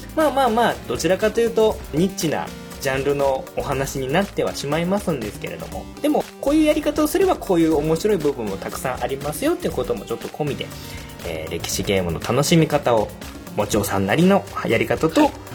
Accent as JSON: {"language": "Japanese", "region": "Kagawa", "country": "Japan", "tie": "born or raised there", "moved": "yes", "lives_now": "Gunma, Japan", "said": "もともと出身は香川県なんですけれども今はまあ群馬に越してきてて"}